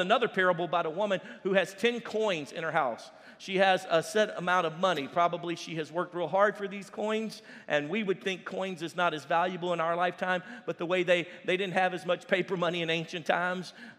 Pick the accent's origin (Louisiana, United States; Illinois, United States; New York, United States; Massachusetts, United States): Louisiana, United States; I'm from Louisiana